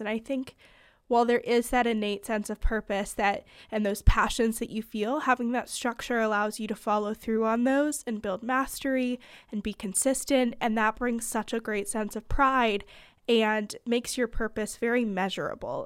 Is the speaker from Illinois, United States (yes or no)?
no; California, United States; moved away as an adult; now in Pennsylvania, United States; I'm from California, but I go to school in Pennsylvania